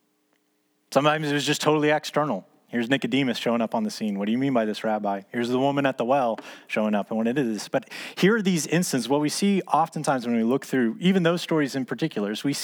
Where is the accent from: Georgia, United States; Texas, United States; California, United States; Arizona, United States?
Texas, United States; Dallas; as a kid growing up in Dallas